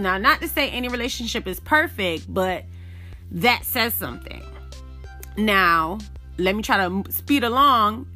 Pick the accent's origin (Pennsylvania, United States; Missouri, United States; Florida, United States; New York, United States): Florida, United States; Miami; I grew up in Miami, Florida, but my family is again Jamaican